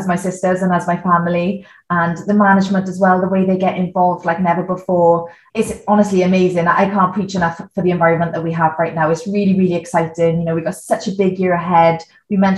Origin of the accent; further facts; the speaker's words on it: Neath Port Talbot, Wales, United Kingdom; I was born in Neath Port Talbot, and my dad's always played rugby from a young age. So I grew up going to Tonner RFC, watching him play